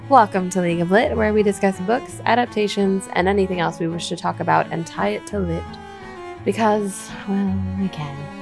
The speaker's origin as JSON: {"language": "English", "country": "United States", "said": "as an American"}